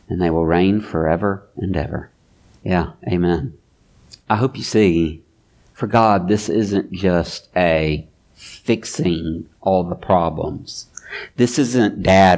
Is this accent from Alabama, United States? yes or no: yes; Mobile, Alabama, United States; I'm from Mobile